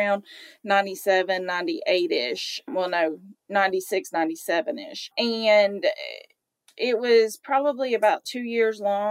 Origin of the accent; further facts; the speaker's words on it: Chattanooga, Tennessee, United States; accent: Chattanooga, Tennessee; also born or lived in Michigan; It's a Chattanooga, Tennessee accent. I've been in Chattanooga since 1979